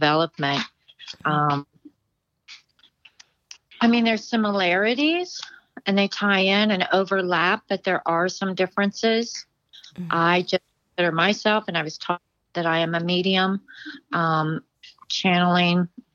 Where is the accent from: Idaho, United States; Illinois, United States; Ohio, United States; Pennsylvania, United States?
Ohio, United States; Dayton; now in Cincinnati, United States; I'm from the Dayton area, but now I live in Cincinnati.